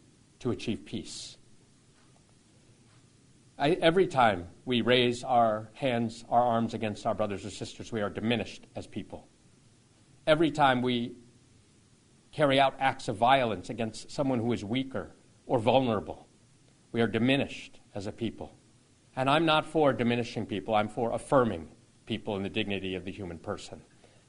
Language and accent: English; Toledo, Ohio, United States; growing up in Toledo